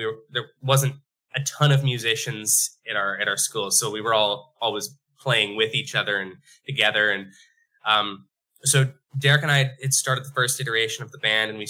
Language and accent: English; Bonnyville, Alberta, Canada; now in Edmonton, Canada; FKB was the name of a bar in our hometown. So we came from Bonnyville, Alberta